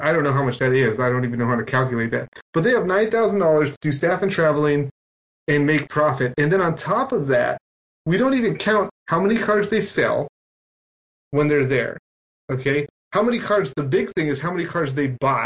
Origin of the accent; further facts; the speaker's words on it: Mexico; English is a second language; I come from Mexico